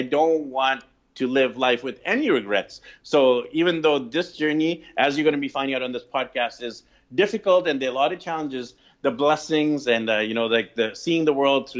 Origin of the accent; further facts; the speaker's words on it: Vancouver, British Columbia, Canada; moved away as an adult; I'm actually from Vancouver, BC, Canada, originally